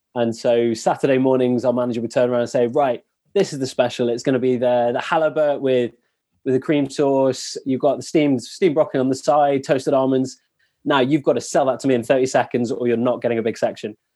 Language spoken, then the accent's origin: English; England, United Kingdom; also born or lived in Paris; being English